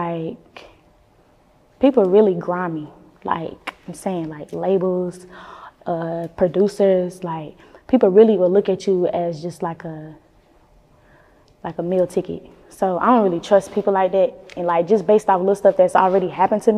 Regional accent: Winston-Salem, North Carolina, United States; I'm from the Trey. The Trey is Winston-Salem, but the nickname for it is Trey Foe.

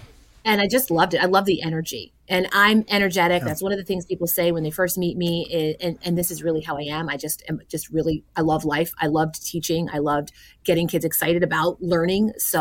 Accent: Southern Tier, New York, United States; I am from the Southern Tier region of New York State. I live in Oneonta.

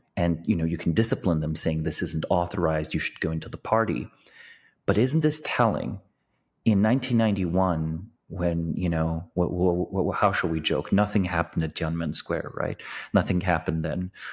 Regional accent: Slovenia; I was born in Slovenia, but, you know, in nineteen eighty-eight, but, but until nineteen ninety-one, it was part of Yugoslavia.

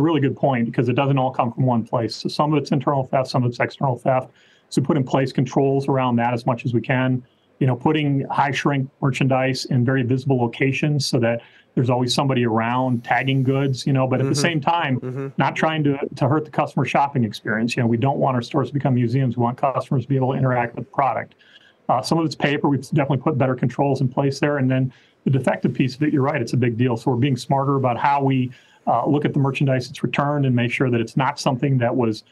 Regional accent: Minnesota, United States; moved away; I grew up in Minnesota

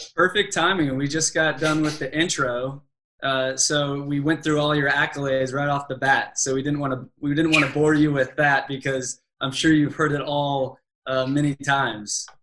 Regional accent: Mission Viejo, California, United States; growing up in Mission Viejo, California

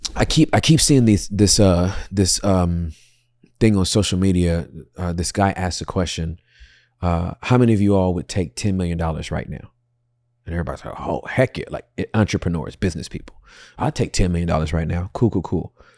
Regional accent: Inglewood, California, United States; I'm from Inglewood

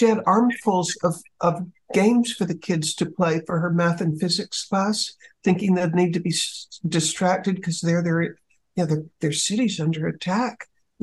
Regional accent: United States; as an American

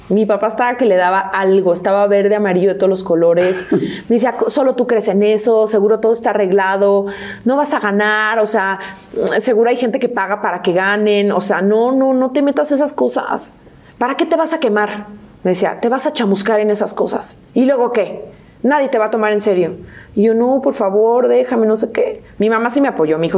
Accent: Guadalajara, Jalisco, Mexico; born there; nací en Guadalajara, pero no estoy registrada en Guadalajara. O sea, mi acta de nacimiento dice La Piedad

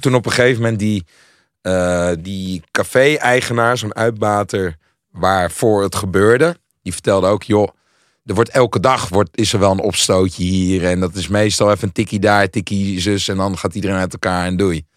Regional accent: Hilversum, North Holland, Netherlands; Ik kom zelf uit Hilversum

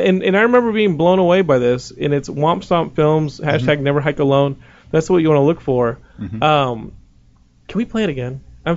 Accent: Texas, United States; Well, I'm from Texas, plenty of people.

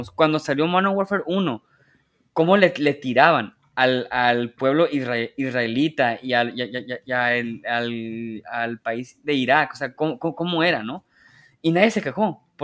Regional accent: Mexico; Y, yo como jugador mexicano dije, eh, qué chido, mira, ahí está mi ciudad.

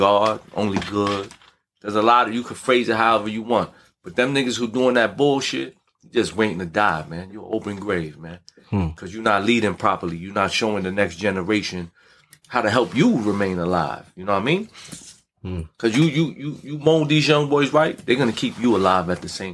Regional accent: New York City, New York, United States; I'm from Brownsville

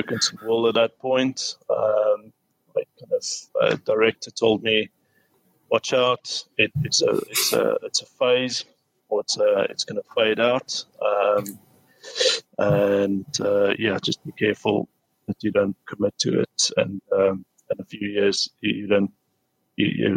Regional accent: South Africa; moved away as an adult; now in United Kingdom; So studied in South Africa in my hometown.

